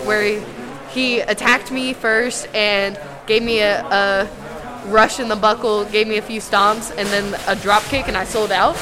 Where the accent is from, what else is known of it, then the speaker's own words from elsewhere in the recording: Louisville, Kentucky, United States; also born or lived in New Albany, Indiana; I was born in New Albany, Indiana, but I actually was like raised in Kentucky and like born in Kentucky